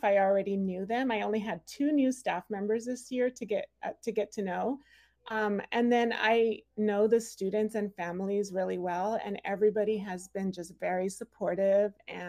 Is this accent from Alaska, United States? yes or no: no; Rialto, California, United States; also born or lived in Los Angeles County, California; now in Palm Springs, United States; I was born in LA County, and then I grew up though in Rialto, California, just down the 10 freeway